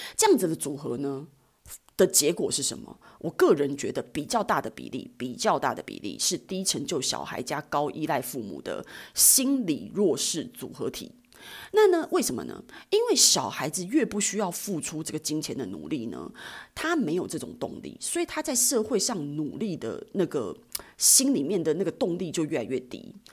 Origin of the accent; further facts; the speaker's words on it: Taipei, Taiwan; 像我这种从小在台北土生土长的孩子